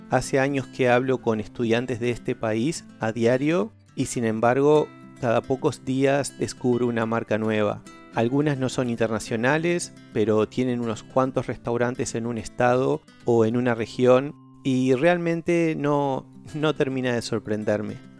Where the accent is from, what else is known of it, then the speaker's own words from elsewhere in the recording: Uruguay; soy de Uruguay